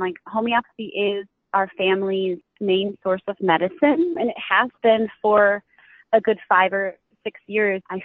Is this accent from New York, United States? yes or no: yes; New York, United States; I'm from New York. I live probably about an hour and a half south of Buffalo